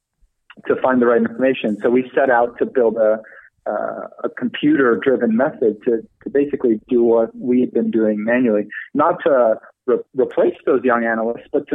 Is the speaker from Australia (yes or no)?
no; Netherlands; moved away as an adult; also born or lived in London; now in United States; I'm originally from the Netherlands. So I've only been in the States for about 5 years